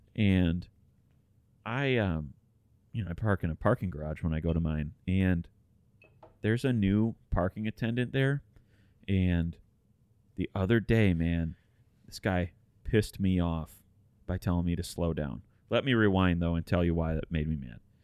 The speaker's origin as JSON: {"language": "English", "town": "Detroit", "region": "Michigan", "country": "United States", "said": "we're all from Detroit, Michigan"}